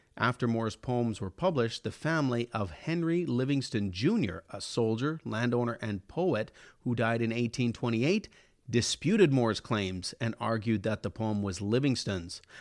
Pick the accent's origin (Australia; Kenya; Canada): Canada; Elk Point, Alberta; my hometown of Elk Point